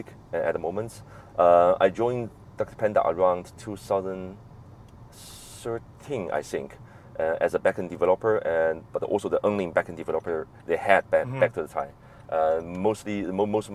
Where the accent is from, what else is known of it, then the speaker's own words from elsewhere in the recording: Chengdu, Sichuan, China; I actually I born there. I grew up in Chengdu